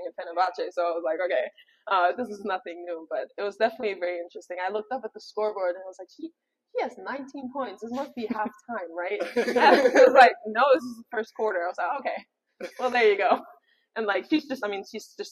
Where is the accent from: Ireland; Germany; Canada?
Germany; accent: German; English is a second language; now in New York, United States; my German accent comes out